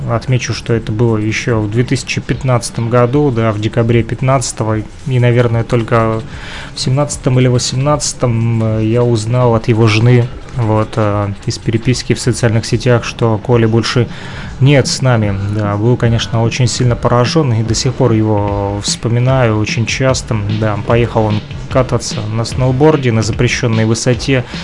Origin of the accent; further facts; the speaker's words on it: Ukraine; Но это же Россия. Я вряд ли смогу тут работать. Разрешение какое-то надо. Я же из Украины.